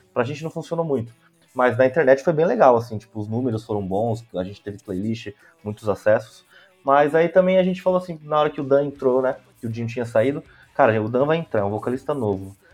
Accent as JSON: {"language": "Portuguese", "region": "São Paulo", "country": "Brazil", "said": "Eu sou da Zona Leste de São Paulo"}